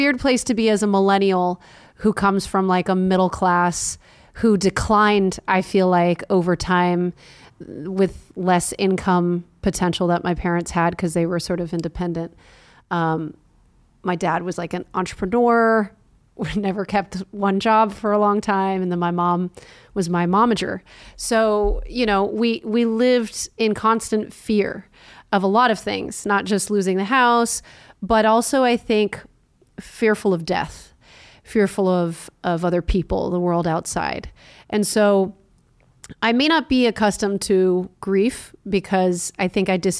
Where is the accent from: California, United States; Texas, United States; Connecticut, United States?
Connecticut, United States; I was raised Catholic in Connecticut, Italian family.